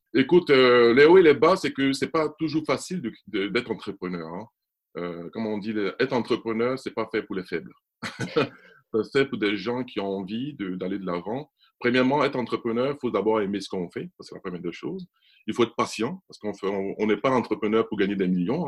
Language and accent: French; Côte d’Ivoire; je suis né en Côte d'Ivoire